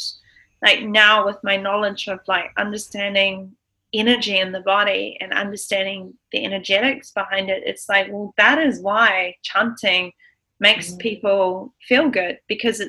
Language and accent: English; New Zealand; also born or lived in Los Angeles, United States; I'm a New Zealander